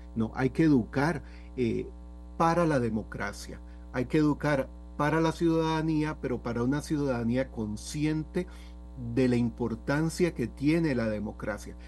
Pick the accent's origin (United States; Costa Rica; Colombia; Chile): Costa Rica; also born or lived in San Rafael de Heredia; como costarricenses